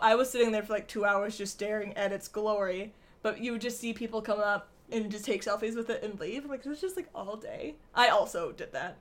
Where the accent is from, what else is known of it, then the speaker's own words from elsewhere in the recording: Michigan, United States; moved away; we're from Michigan